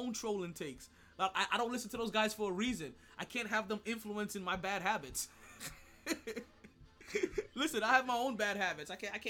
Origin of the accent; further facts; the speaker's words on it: New York, United States; I'm a New Yorker.